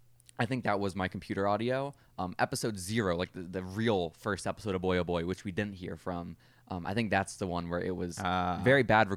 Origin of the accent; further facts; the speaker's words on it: Texas, United States; we're from Texas. This is not going to make you look good.